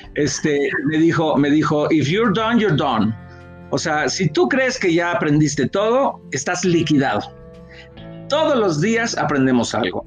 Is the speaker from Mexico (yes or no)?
yes; Yucatán, Mexico; nosotros somos de Yucatán